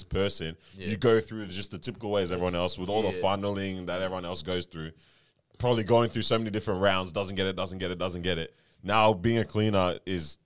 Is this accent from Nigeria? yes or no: yes; Nigeria; now in Australia